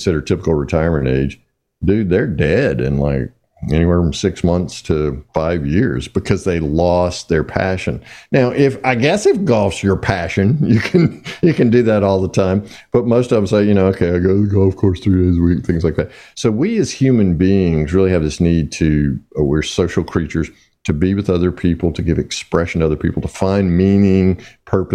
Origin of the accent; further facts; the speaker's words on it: the South, United States; I'm obviously from the South